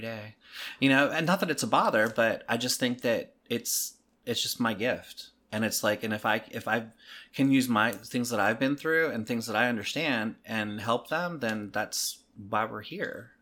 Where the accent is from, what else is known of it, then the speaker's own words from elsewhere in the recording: Maryland, United States; moved away; I'm from Maryland originally